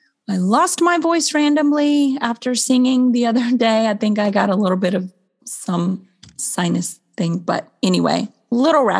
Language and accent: English; Florida, United States; I grew up in Florida.